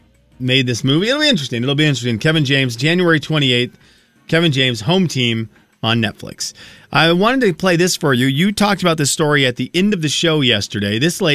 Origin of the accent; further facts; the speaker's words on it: Venezuela; moved away; growing up in Venezuela, they didn't do the outside stuff.